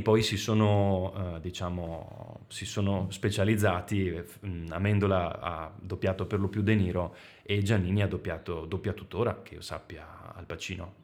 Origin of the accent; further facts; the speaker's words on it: Veneto, Italy; per noi che siamo veneti